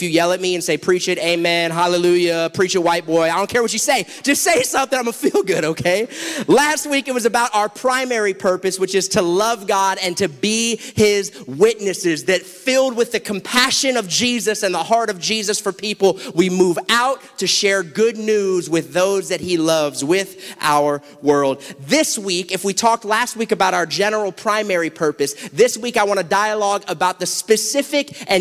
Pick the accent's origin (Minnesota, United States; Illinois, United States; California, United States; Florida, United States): Florida, United States; South; I'm from South Florida